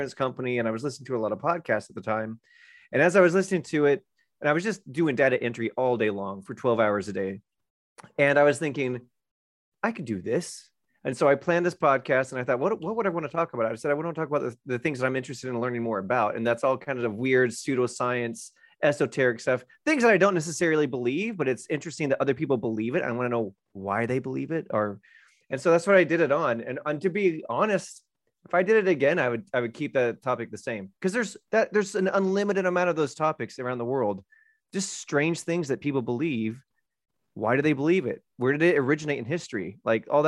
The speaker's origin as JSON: {"language": "English", "town": "Orlando", "region": "Florida", "country": "United States", "said": "I'm from Orlando, outside of Orlando"}